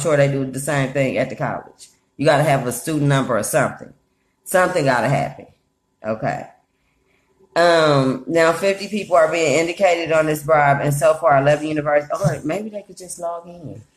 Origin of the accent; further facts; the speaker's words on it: Oakland, California, United States; moved away; I grew up in Oakland, so UC Berkeley is right next door